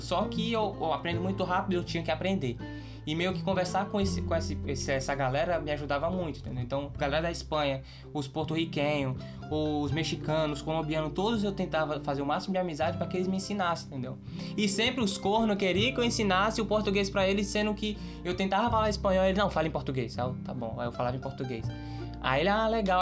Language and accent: Portuguese; Brazil; eu sou, sou brasileiro